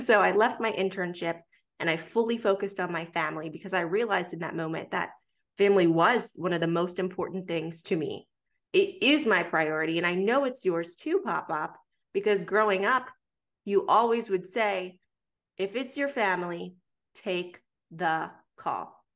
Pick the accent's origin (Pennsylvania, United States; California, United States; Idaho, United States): Pennsylvania, United States; Pittsburgh; moved away as an adult; now in Atlanta, United States; I was born in Atlanta, raised in Pittsburgh, came back to Atlanta for college